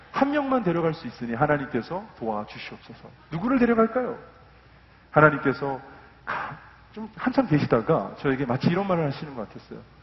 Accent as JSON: {"language": "Korean", "area": "about an hour from San Francisco", "region": "California", "country": "United States", "tie": "born or raised there", "moved": "as an adult", "lives_now": "South Korea", "said": "샌프란시스코에서 한 1시간 떨어진 곳에서 컸거든요"}